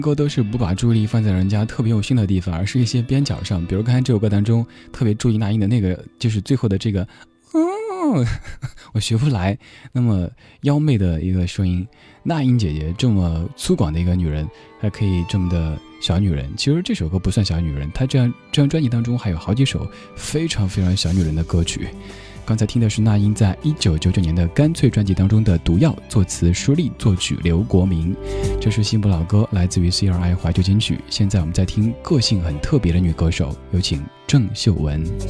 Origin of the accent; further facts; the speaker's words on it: Chengdu, Sichuan, China; accent: Chengdu dialect; first language Chengdu dialect; Chinese is a second language; 作为一个方言当中没有一个卷舌音的家伙，能够把卷舌音发的让你听着觉得有点过，其实我觉得很开心。因为，比如在我们成都话当中哈，吃饭是吃饭，食是食